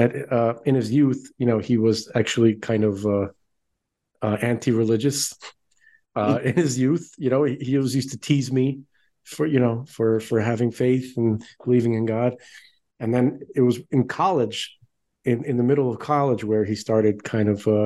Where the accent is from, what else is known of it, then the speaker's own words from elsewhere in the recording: New York City, New York, United States; We grew up in Brooklyn